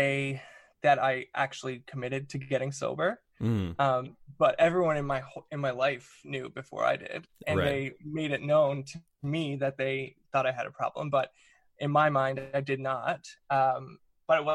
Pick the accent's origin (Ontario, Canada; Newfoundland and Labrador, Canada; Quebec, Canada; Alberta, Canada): Newfoundland and Labrador, Canada; I'm from Newfoundland. I grew up in Newfoundland, which is on the east coast of Canada.